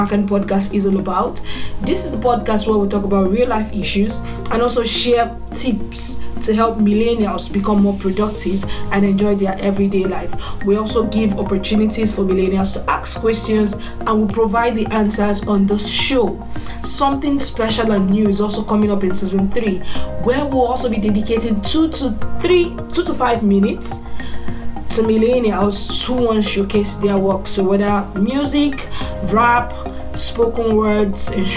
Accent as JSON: {"language": "English", "area": "eastern Nigeria", "region": "Anambra", "country": "Nigeria", "moved": "yes", "lives_now": "Abuja, Nigeria", "said": "I am a Nigerian from the eastern part of Nigeria, which is Anambra State. Yes, and I reside in FCT Abuja."}